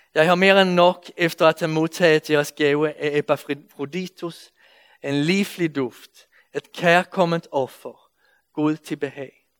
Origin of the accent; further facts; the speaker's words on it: Sweden; accent: Swedish; Danish is a second language; now in Denmark; jeg kommer fra Sverige, så I må anstrenge jer lidt for at følge med i min svenske accent